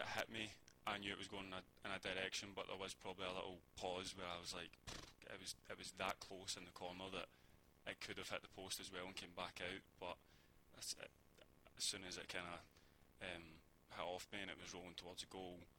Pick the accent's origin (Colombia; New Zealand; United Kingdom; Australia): United Kingdom; Glasgow, Scotland; moved away; growing up in Scotland and Glasgow